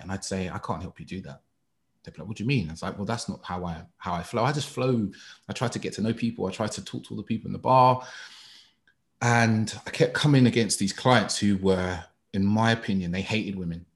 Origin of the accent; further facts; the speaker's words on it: London, United Kingdom; I grew up in East London all my life